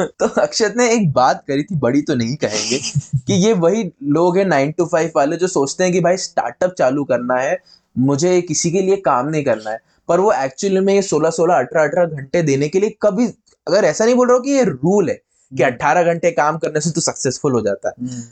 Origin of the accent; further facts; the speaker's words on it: Madhya Pradesh, India; हमारे शहर